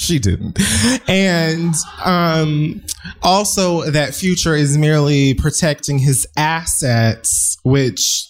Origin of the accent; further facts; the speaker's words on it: Jamaica; also born or lived in Miami, Florida; I'm Jamaican